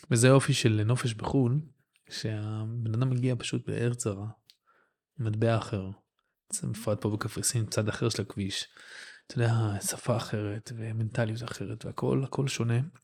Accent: Netanya, Central District, Israel; גדלתי בנתניה

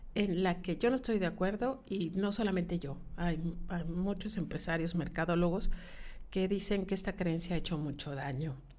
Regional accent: Yucatán, Mexico; yo soy bien yucateca

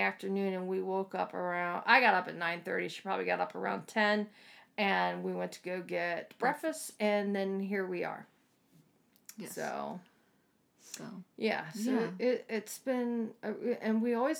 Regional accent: East Coast, United States; moved away; Where I grew up at on the East Coast

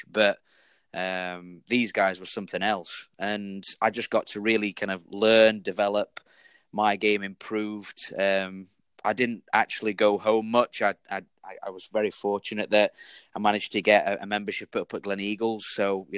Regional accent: Sheffield, Yorkshire and the Humber, United Kingdom; I grew up in Sheffield

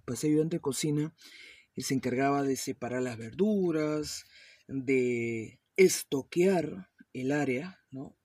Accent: Peru; also born or lived in Miami, United States / West Palm Beach, United States; mi país natal, Perú

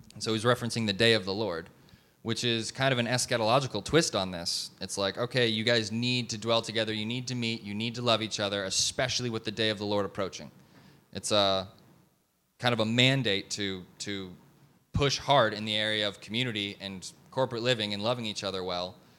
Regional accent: Detroit, Michigan, United States; moved away as an adult; also born or lived in Kansas City; now in Dallas-Fort Worth, United States; I grew up in Detroit, and then I went to school in Kansas City. Now I live here.

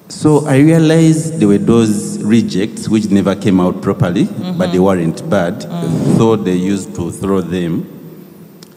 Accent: Tororo, Eastern Region, Uganda; We come from Tororo hey. and from the Bangine tribe.

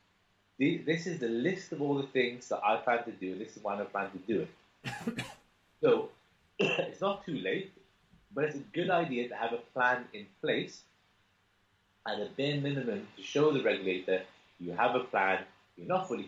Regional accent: Cardiff, Wales, United Kingdom; I'm from Cardiff

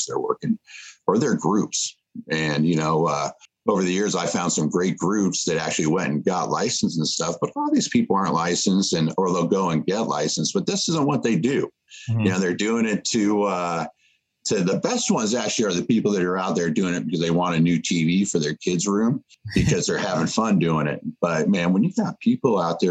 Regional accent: Nashville, Tennessee, United States; my hometown in Nashville

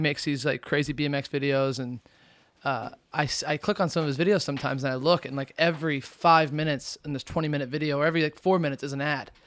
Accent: Indiana, United States; also born or lived in Arizona / California; now in New York, United States; I come from Indiana, moved from Indiana to Arizona

